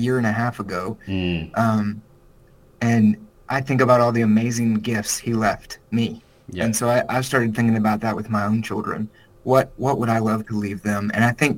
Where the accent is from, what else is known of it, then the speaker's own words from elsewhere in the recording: South Carolina, United States; moved away as an adult; now in Nashville, United States; I'm from South Carolina, which is about as southern as you can get in the United States. And so I grew up the youngest of six children.